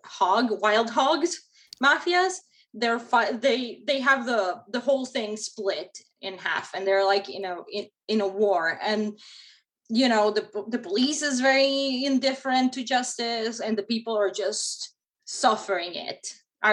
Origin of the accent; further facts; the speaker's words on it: Mexico; now in United States; I grew up in Mexico